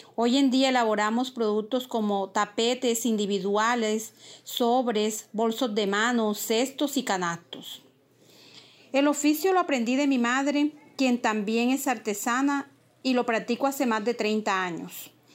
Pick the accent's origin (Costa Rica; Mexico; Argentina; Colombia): Colombia; Magangué, Bolívar; un oficio que es cultura ancestral de mi pueblo